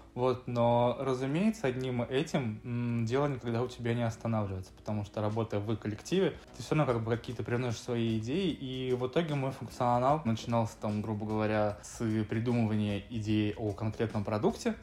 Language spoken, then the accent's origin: Russian; Severodvinsk, Arkhangelsk Oblast, Russia; moved away as an adult; now in Moscow, Russia; я северный парень из Северодвинска. В Москве уже, получается, пятый год живу